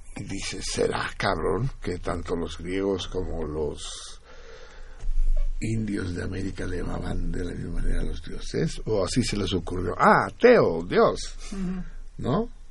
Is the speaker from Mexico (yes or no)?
yes; Mexico; moved away as an adult; also born or lived in Paris; salimos el mismo día del mismo año al exilio, él de Brasil y yo de México el 6 de enero de 1969